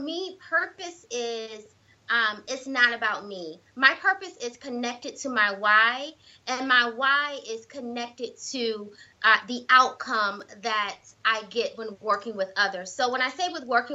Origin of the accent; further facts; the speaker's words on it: South Carolina, United States; moved away; I'm originally from South Carolina